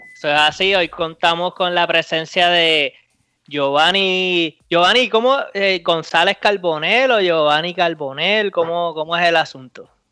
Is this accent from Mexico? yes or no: no; Bayamón, Puerto Rico; yo me crié en Lo Más Verde